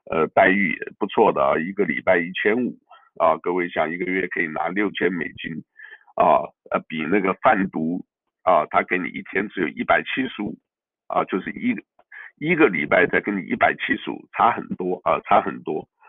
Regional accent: Taiwan; moved away; 啊，就像我原来这个呃出来啊，我从台湾来出来的时候，我也感觉不一样。

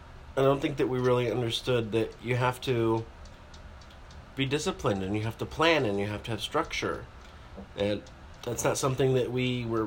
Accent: Michigan, United States; moved away; we're from Michigan

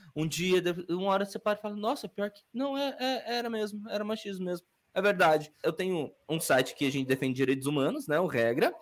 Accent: Curitiba, Paraná, Brazil; also born or lived in Bahia / Camaçari, Bahia / Salvador, Bahia; fui criado no Itatiaia, no Fazendinha

